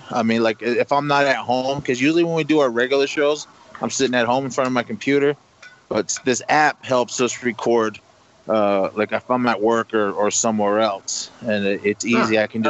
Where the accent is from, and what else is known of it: Oakland, California, United States; born or raised there